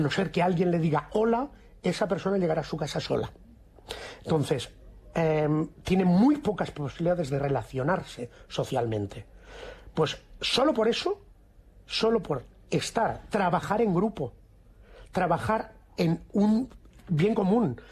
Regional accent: Barcelona, Catalonia, Spain; moved away as an adult; also born or lived in Madrid; me formé y me crié profesionalmente en Barcelona. Después hubo un antes y un después de decidir que a mí Barcelona, pues sé que me quedaba chico, entre comillas, ¿eh? entre comillas siempre, porque adoro mi tierra

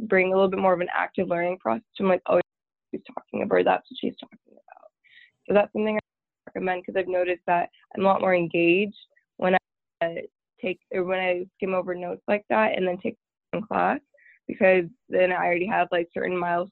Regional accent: Tyler, Texas, United States; moved away as an adult; now in Waco, United States; I'm from Tyler, Texas, which is about 2.5 hours northeast from Waco

